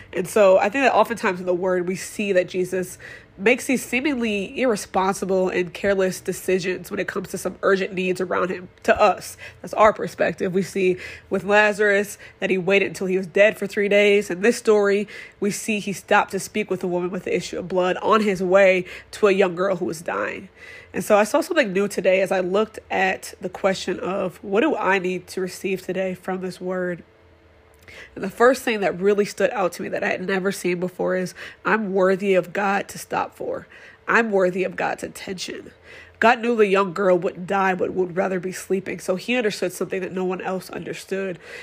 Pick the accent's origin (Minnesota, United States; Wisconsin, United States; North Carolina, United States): Wisconsin, United States; Madison; I am born and raised in Madison, Wisconsin